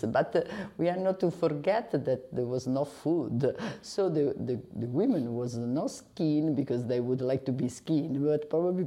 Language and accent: English; Rome, Lazio, Italy; I come from Rome.